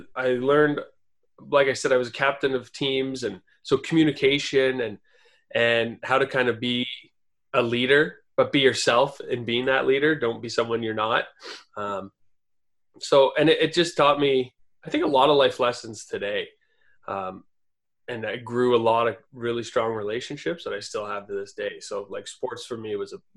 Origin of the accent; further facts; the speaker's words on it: Burlington, Ontario, Canada; also born or lived in Toronto; I grew up in Burlington, Ontario, Canada. Born in Toronto, but moved there when I was two.